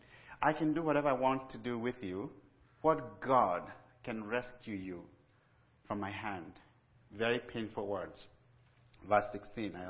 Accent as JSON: {"language": "English", "country": "Kenya", "tie": "born or raised there", "also_born_or_lived": "Pennsylvania", "moved": "as an adult", "said": "I was born and raised in Kenya"}